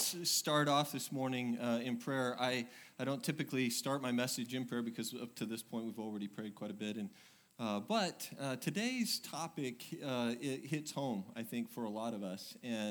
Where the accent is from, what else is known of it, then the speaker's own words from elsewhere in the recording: Oregon, United States; now in Texas, United States; I came from Oregon, and, you know, you would think I'd handle it, but I don't.